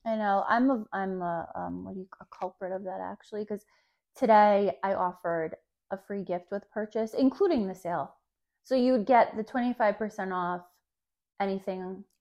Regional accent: New Jersey, United States; I grew up in New Jersey where malls are life.

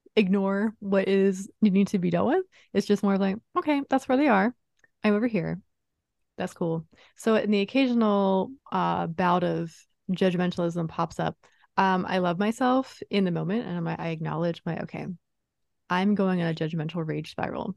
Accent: East Coast, United States; moved away; I grew up on the East Coast

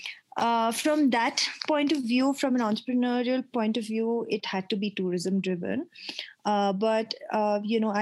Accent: Tamil Nadu, India; moved away as an adult; also born or lived in Delhi / Japan; now in Leh, India; I was born in Leh, but I never really had the opportunity to grow up here. I actually did my schooling down south in Tamil Nadu

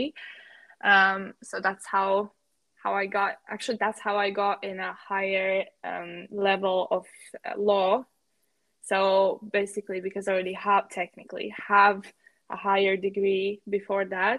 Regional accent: Latvia; moved away as an adult; now in London, United Kingdom; I'm from Latvia, and I moved to London 2 years ago for my studies

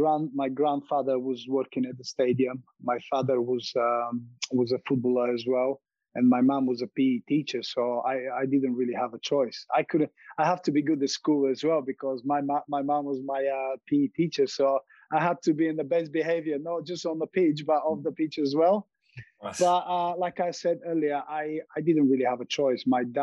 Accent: Montana, United States; But what I remember from growing up in Montana is about the freedom, enjoyment, having my friends beside me, enjoying playing football.

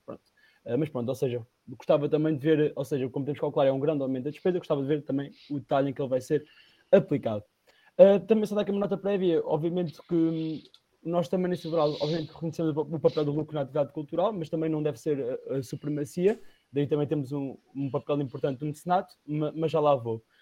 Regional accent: Batalha, Leiria District, Portugal; na região em que eu vivo, que sou da Batalha

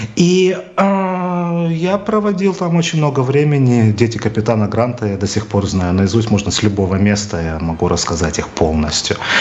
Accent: Odesa, Odesa Oblast, Ukraine; я рос практически на Одесской киностудии

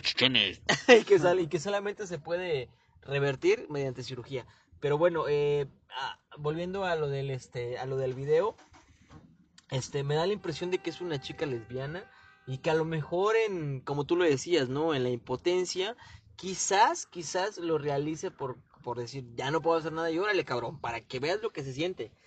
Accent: Mexico; also born or lived in Chilpancingo; sí somos mexicanos

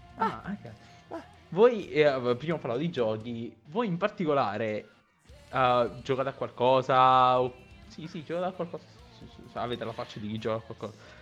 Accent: Naples, Campania, Italy; sono di Napoli

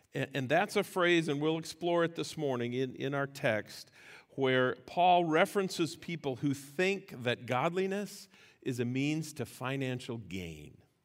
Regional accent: United States; as American Christians

